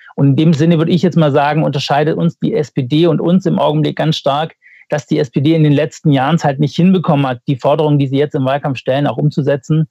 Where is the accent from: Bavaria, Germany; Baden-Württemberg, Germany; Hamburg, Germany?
Baden-Württemberg, Germany; ich komme ja aus Baden-Württemberg